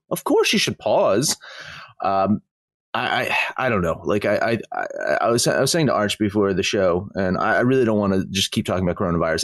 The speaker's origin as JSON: {"language": "English", "region": "New Jersey", "country": "United States", "said": "I'm from New Jersey"}